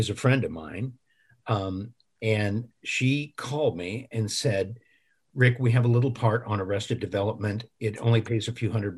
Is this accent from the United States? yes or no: yes; Illinois, United States; now in Los Angeles, United States; my hometown